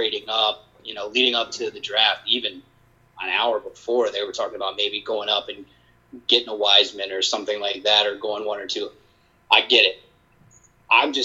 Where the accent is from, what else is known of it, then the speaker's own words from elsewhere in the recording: Charlotte, North Carolina, United States; Born and raised in Charlotte